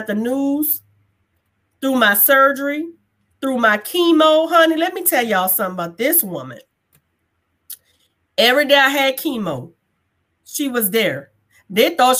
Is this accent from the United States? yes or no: yes; New Orleans, Louisiana, United States; moved away; also born or lived in Hawaii; I am from New Orleans, Louisiana.